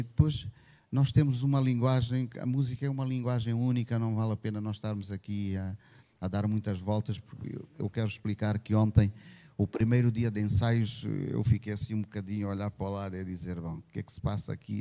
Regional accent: Angola; sendo angolano

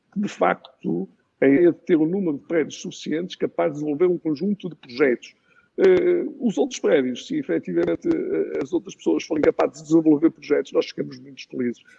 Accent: Aguiar da Beira, Centro, Portugal; eu sou do Chico da Guarda, sou da Guiar da Beira e tenho muito orgulho de ser do Conselho da Guiar da Beira

